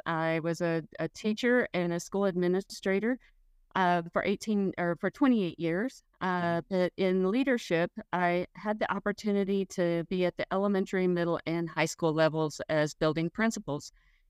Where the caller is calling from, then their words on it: Texas, United States; I am dialing in from Central Texas, and the heat is on.